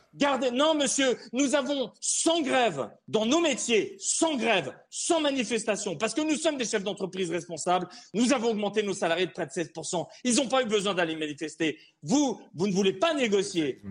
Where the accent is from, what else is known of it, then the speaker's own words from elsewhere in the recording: Alsace, Grand Est, France; je suis alsacien